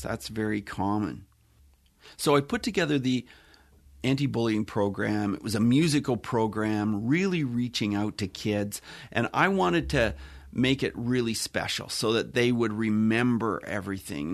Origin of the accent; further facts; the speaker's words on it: Ontario, Canada; I grew up on a farm. I'm from Canada. I live in Ontario, Canada, which is near the Great Lakes.